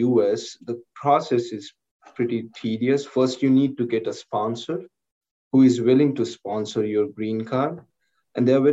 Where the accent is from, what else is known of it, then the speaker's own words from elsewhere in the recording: India; moved away as an adult; now in United States; it was not in my hand to get birth in India